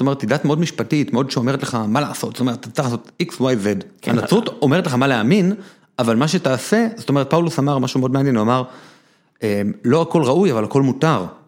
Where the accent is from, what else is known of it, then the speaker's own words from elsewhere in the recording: Neve Monosson, Central District, Israel; אני גדלתי בבית חילוני כזה קצת מיוחד, שהיה בבית כנסת בנווה מונוסון איפה שגדלתי